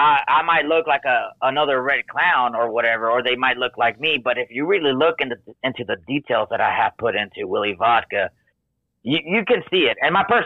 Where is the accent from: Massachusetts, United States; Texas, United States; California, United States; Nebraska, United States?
Texas, United States; Houston; I'm from Houston. We wear grills down here.